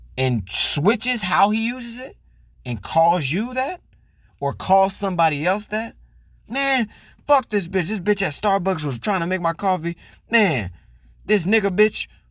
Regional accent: Florida, United States; As a black man growing up in Florida

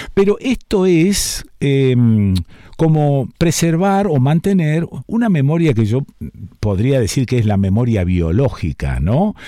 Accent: Argentina; pensarnos como argentinos

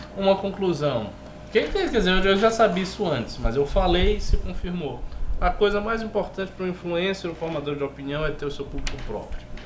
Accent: Salvador, Bahia, Brazil; moved away; eu tô vendo as notícias lá da minha cidade

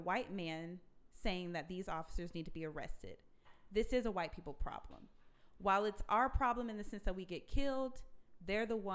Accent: Calera, Alabama, United States; moved away; also born or lived in Oregon / Michigan; I'm from Calera, Alabama

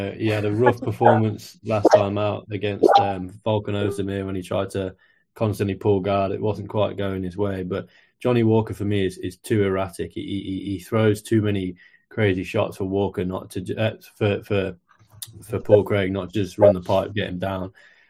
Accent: Mexico; I'm from Mexico, he's from Brazil. It's a nation versus nation thing.

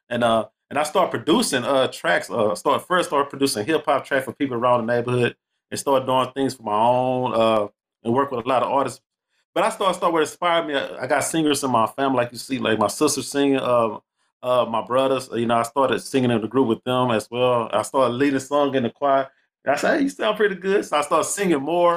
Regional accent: Houston, Texas, United States; I'm originally born and raised from that H-Town, man. I'm from Houston, Texas.

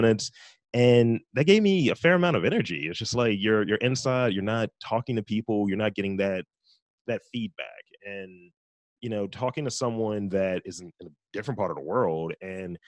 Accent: Baltimore, Maryland, United States; I'm from Baltimore, East Baltimore to be specific.

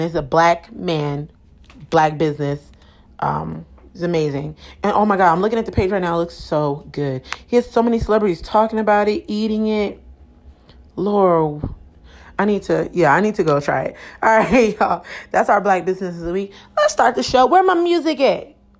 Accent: Camden, New Jersey, United States; I'm from Camden. So that's like right across the street from Philadelphia

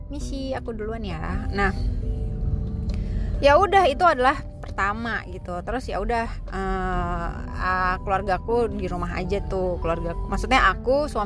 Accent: Bogor, West Java, Indonesia; karena karena aku dari Bogor jadi lebih deket kan kalau ke BSD

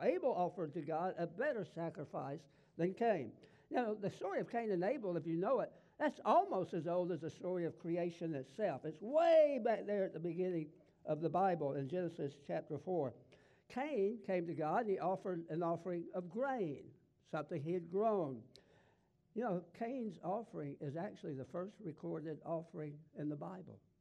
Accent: the South, United States; accent: Southern; I was raised in the South and I talk Southern

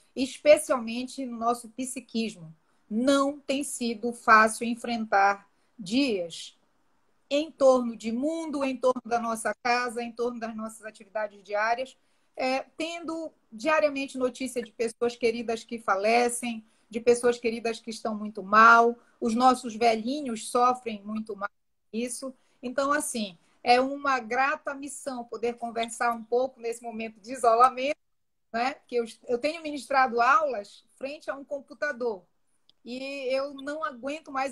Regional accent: Brazil

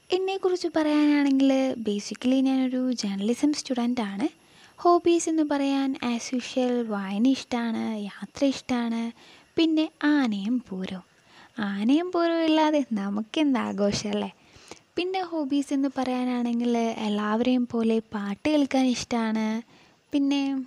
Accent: Palakkad, Kerala, India

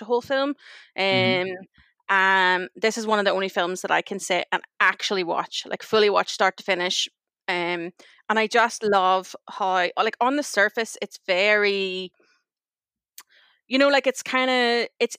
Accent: Northern Ireland, United Kingdom; moved away as an adult; now in Vancouver, Canada; I live in Vancouver along with Kevin. I'm from Northern Ireland originally. I've been in Vancouver for nearly 10 years.

